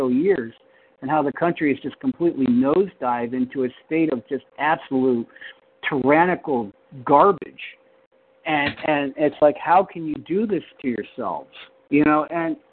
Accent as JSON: {"language": "English", "country": "United States", "also_born_or_lived": "Scotland", "said": "I'm an American"}